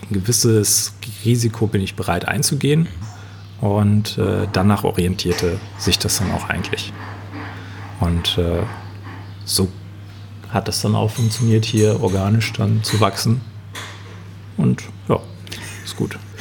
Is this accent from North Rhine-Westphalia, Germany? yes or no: yes; Münsterland, North Rhine-Westphalia, Germany; Dann bin ich wieder zurück in mein Heimatdorf gekommen und da haben wir dann ein 100 Jahre altes Stallgebäude umgebaut zu einer Brauerei